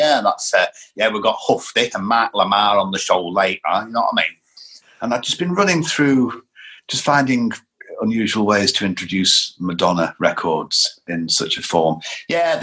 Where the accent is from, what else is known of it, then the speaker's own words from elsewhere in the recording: Lancashire, North West England, United Kingdom; I grew up in Lancashire